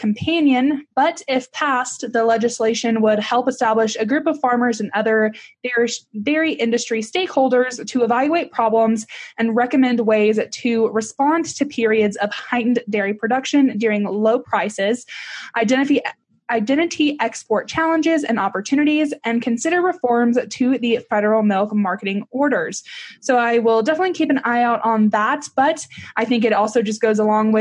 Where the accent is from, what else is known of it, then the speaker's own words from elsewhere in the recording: Texas, United States; I'm from Texas